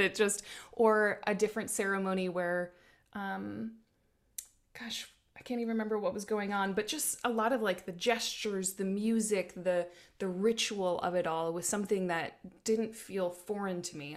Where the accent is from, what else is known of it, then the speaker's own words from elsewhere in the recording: South Dakota, United States; now in Oregon, United States; I grew up in South Dakota under big skies